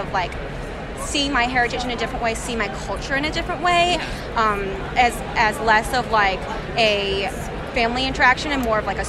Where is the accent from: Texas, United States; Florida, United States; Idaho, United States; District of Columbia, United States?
Florida, United States; Central; I grew up in Central Florida. Mm-hmm. So there wasn't a really big Korean community